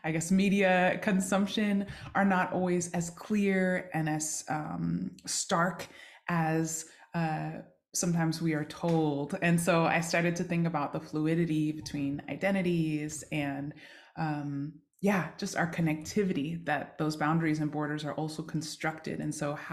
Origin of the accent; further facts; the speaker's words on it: Seattle, Washington, United States; also born or lived in Yokohama, Japan; I grew up in Seattle, Washington, occupied Duwamish territory.